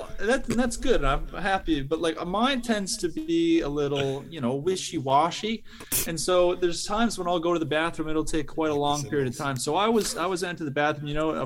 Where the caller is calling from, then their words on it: Kitchener, Ontario, Canada; I'm calling from Kitchener, Ontario, in Canada.